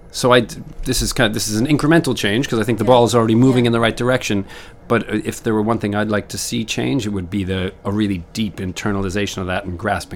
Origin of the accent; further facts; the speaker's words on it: Connecticut, United States; I grew up in Connecticut, just outside New York.